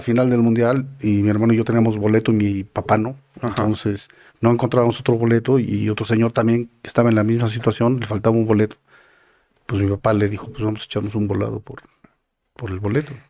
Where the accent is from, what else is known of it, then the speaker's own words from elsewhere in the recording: Mexico; yo como mexicano.